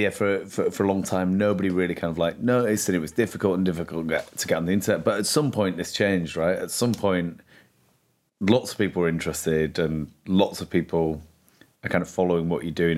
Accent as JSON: {"language": "English", "town": "Leeds", "region": "Yorkshire and the Humber", "country": "United Kingdom", "tie": "born or raised there", "said": "I grew up in Leeds"}